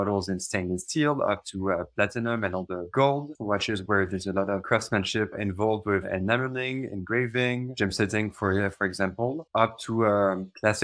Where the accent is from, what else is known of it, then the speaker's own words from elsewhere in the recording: Paris, Île-de-France, France; moved away as an adult; now in Switzerland; I've been born and raised in Paris. And 10 years ago, I moved to Switzerland